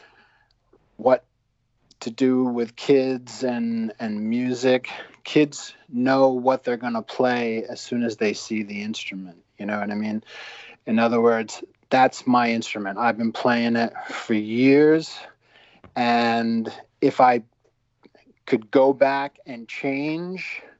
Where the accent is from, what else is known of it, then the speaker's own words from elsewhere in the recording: Providence, Rhode Island, United States; moved away; Born and raised in Providence